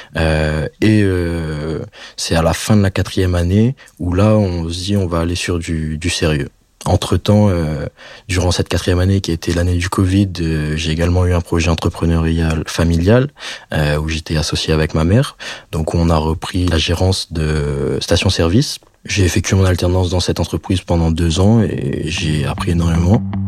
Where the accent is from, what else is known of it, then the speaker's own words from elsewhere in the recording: Réunion; moved away as an adult; je rentre en vacances euh, chez moi à La Réunion